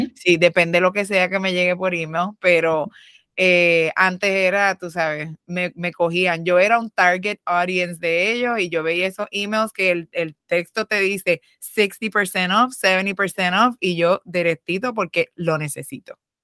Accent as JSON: {"language": "Spanish", "country": "Puerto Rico", "said": "nosotras somos boricuas"}